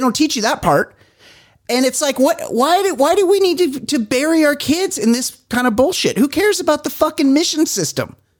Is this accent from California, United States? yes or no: yes; Southern California, United States; here in Southern California